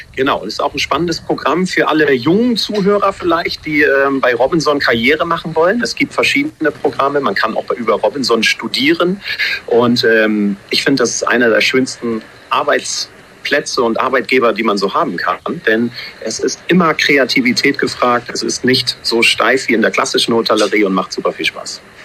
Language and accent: German; Hamburg, Germany; moved away as an adult; also born or lived in Cologne; now in Noonu, Maldives; geboren in Hamburg, in Schnelsen, Fußballfan auch, ja, am Millantor groß geworden